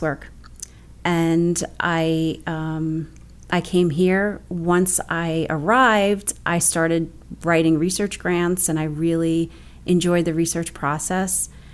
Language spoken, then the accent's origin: English; Bayonne, New Jersey, United States; I'm actually originally from Bayonne, which is where I still live right now. I actually live 30 blocks from where I grew up